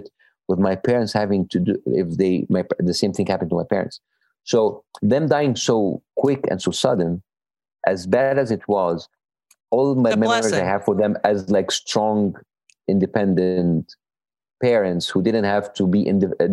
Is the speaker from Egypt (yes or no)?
yes; Egypt; English is a second language; moved away as an adult; now in United States; I am Egyptian American